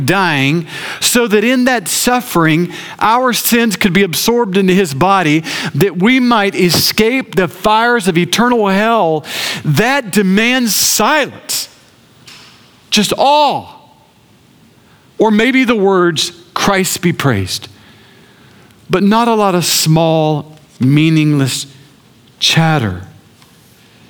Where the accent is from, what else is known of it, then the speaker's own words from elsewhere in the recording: Augusta, Georgia, United States; I grew up in Augusta